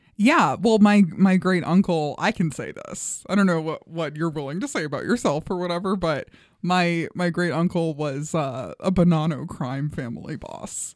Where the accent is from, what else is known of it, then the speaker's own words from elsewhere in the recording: New York City, New York, United States; moved away; Flushing, Queens.